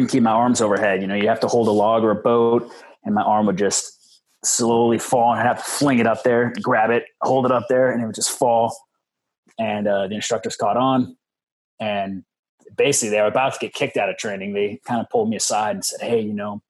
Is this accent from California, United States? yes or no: yes; Orange County, Southern California, United States; I'm from Orange County, Southern California.